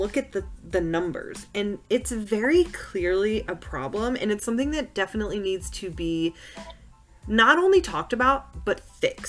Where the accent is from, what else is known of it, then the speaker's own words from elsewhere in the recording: the South, United States; We were born in the South. We were raised in the South.